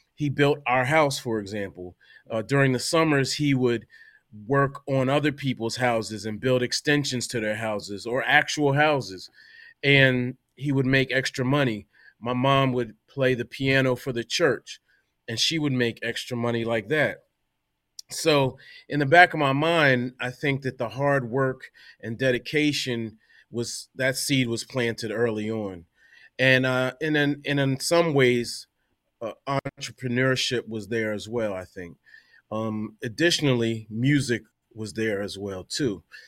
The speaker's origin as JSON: {"language": "English", "region": "Delaware", "country": "United States", "moved": "yes", "lives_now": "New York, United States", "said": "I'm from Delaware originally"}